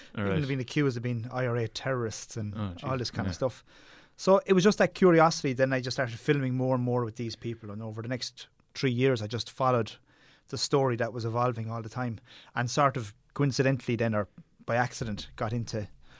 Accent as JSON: {"language": "English", "region": "Munster", "country": "Ireland", "tie": "born or raised there", "said": "Well, growing up in Tipperary, we were surrounded by the mountains."}